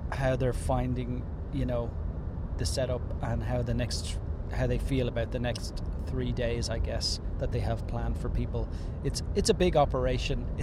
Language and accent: English; Ireland; I'm Irish.